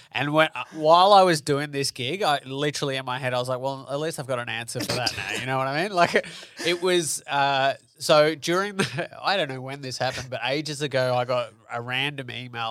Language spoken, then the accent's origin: English; Melbourne, Victoria, Australia; I'm from Melbourne